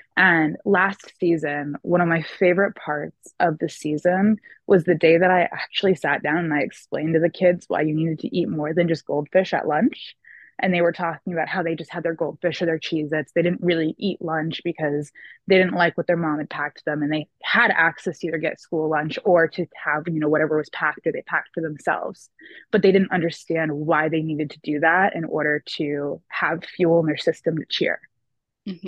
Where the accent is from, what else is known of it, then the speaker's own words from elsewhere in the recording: Bangor, Maine, United States; I am actually born and raised here in the little town of Bangor, Maine